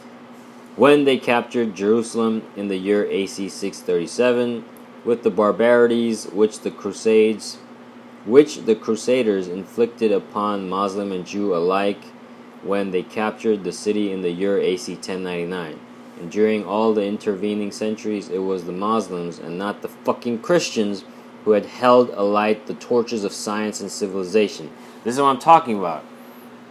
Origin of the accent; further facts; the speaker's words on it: Kolkata, West Bengal, India; moved away as an adult; I grew up in India, man. I was born 1987